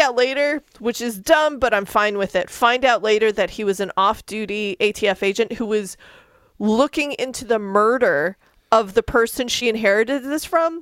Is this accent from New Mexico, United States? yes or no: yes; Albuquerque, New Mexico, United States; I grew up in Albuquerque